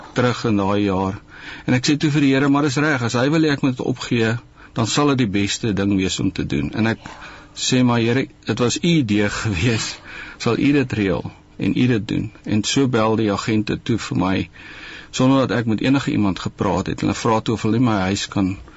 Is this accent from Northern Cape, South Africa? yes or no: no; Koppies, Free State, South Africa; also born or lived in George; ek het in Koppies groot geraak, gebore in George